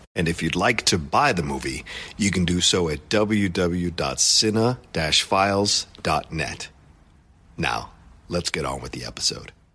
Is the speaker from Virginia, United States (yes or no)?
yes; Dale City, Virginia, United States; when I grew up in Virginia at that time